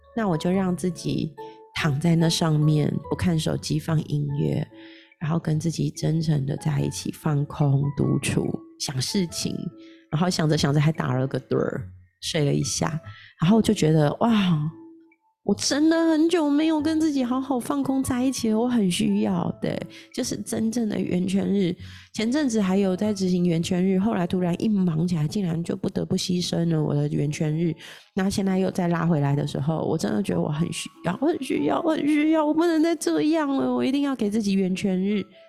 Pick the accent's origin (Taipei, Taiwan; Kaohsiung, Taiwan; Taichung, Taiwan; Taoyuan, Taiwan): Taipei, Taiwan; 我在那个大稻埕长大的